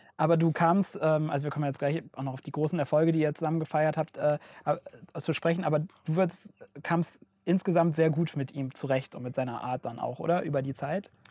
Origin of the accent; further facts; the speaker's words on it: Rhineland, Germany; moved away as an adult; now in Franconia, Germany; ich komme eigentlich aus dem Rheinland und äh, ähm, bin hier nach Franken gezogen zum Studieren